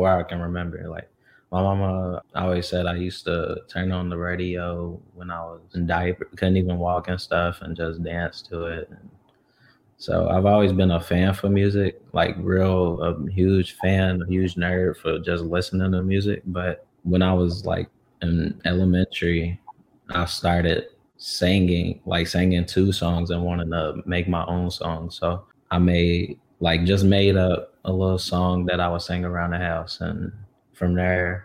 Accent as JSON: {"language": "English", "town": "Louisville", "region": "Kentucky", "country": "United States", "tie": "born or raised there", "also_born_or_lived": "Chicago", "moved": "as an adult", "said": "I'm in my hometown, Louisville, Kentucky"}